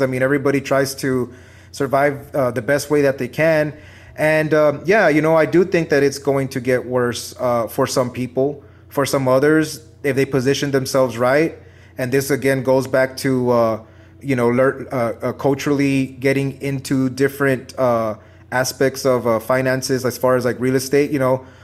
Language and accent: English; San Antonio, Texas, United States; I'm from Texas